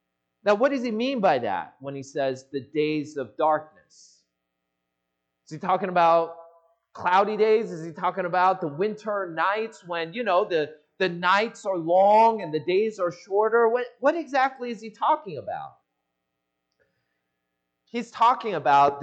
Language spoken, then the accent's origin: English; Seattle, Washington, United States; moved away as an adult; now in Los Angeles, United States; I grew up in the Seattle area